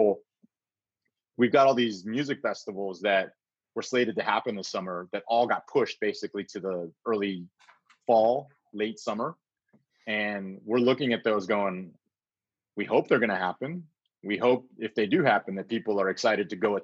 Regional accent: San Antonio, Texas, United States; moved away as an adult; also born or lived in Austin, Texas / Dallas, Texas / Houston, Texas / Milwaukee, Wisconsin; I'm a Texas kid, born and raised San Antonio. Grew up in San Antonio

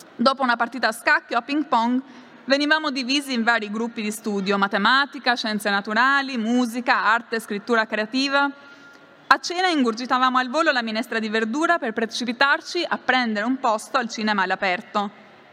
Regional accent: Albania; Italian is a second language; moved away as an adult; also born or lived in Rome; la provenienza da un paese come l'Albania

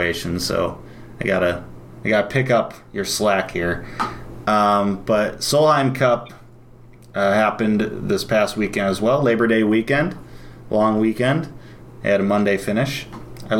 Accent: United States; we're American

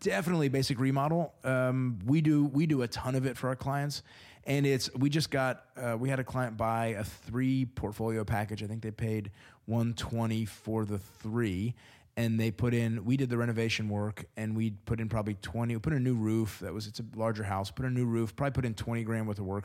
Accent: Houston, Texas, United States; now in Tulsa, United States; I was born in Houston

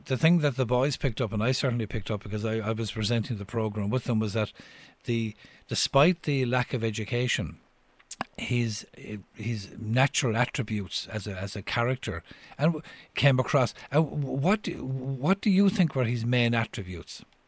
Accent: Cork, Munster, Ireland; moved away; I'm from Cork originally

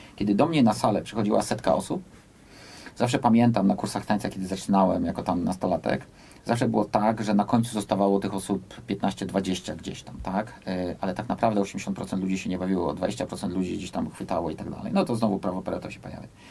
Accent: United States; now in Poland; Ja wychowałem się w Stanach Zjednoczonych

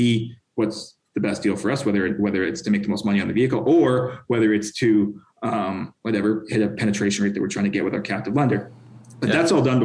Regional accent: Canada; now in California, United States; I'm Canadian.

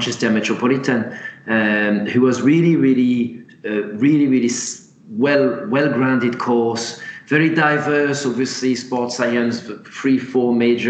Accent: France; moved away as an adult; now in England; starting in France, which is my home country, moving across to England in my early 20s

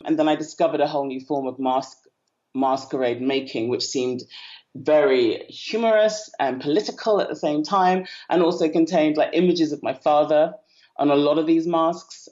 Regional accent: United Kingdom; moved away as an adult; also born or lived in Port Harcourt, Nigeria; now in Niger Delta, Nigeria; I spent most of my life in the UK.

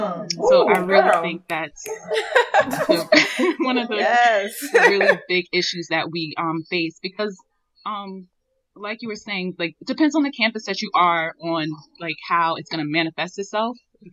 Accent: Nigeria; and again, I'm Nigerian

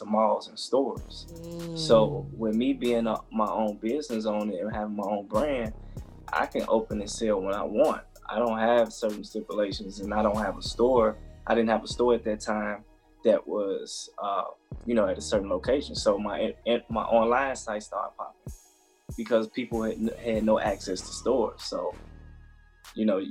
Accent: Chicago, Illinois, United States; moved away; I'm originally from Chicago

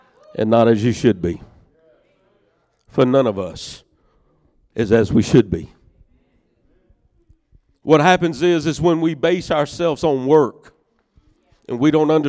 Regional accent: Northeast Georgia, United States; I'm from Northeast Georgia

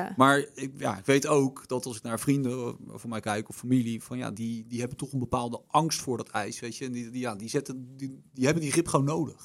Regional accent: The Hague, South Holland, Netherlands; ik kom uit Den Haag

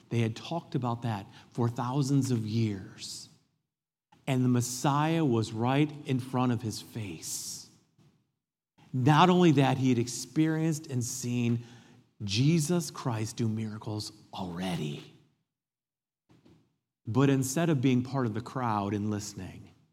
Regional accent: United States; I'm an American and I love being an American.

